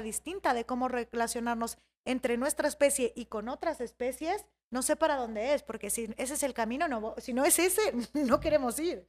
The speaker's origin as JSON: {"language": "Spanish", "region": "Michoacán", "country": "Mexico", "moved": "yes", "lives_now": "Mexico City, Mexico", "said": "en Michoacán, de donde yo soy, que es esa zona del lago de Pátzcuaro"}